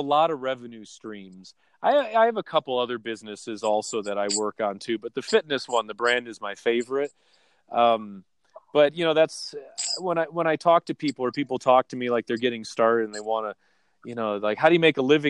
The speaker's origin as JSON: {"language": "English", "region": "Wisconsin", "country": "United States", "tie": "born or raised there", "also_born_or_lived": "Manhattan Beach, California", "moved": "yes", "said": "I grew up mainly in Wisconsin"}